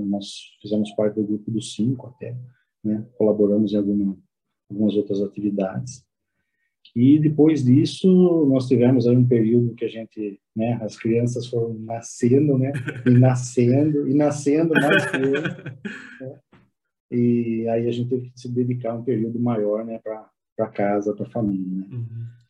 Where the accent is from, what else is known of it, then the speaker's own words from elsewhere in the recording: Piracicaba, São Paulo, Brazil; moved away as an adult; now in São José dos Campos, Brazil; Nós somos de Piracicaba, originário de Piracicaba, mas há exatos quase uns, há 10 anos, né, nós estamos morando aqui em São José dos Campos